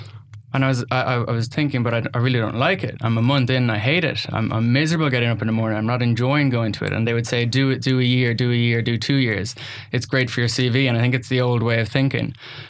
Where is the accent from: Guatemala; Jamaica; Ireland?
Ireland; accent: Irish; So I think my life started in Ireland. You'll hear from the accent. I am the son of a farmer's son.